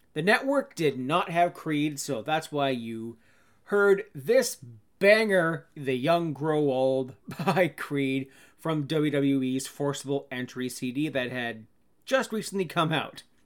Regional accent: Canada; I'd be a bad Canadian

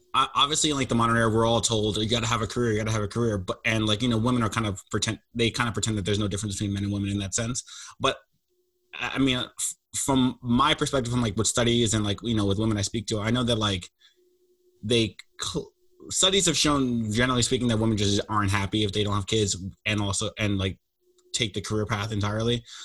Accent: United States; I'm American

